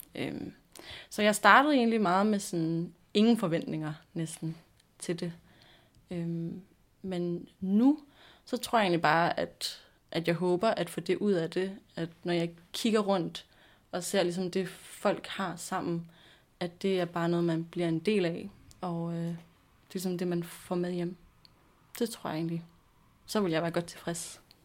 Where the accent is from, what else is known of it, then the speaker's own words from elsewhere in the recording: Nakskov, Zealand, Denmark; now in Copenhagen, Denmark; jeg er 23 år gammel. Øhm, og jeg kommer fra Nakskov på Lolland, øh, men bor også i København nu